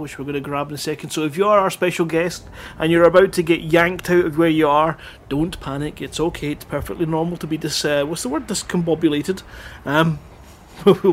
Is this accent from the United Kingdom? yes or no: yes; Scotland, United Kingdom; I'm from Scotland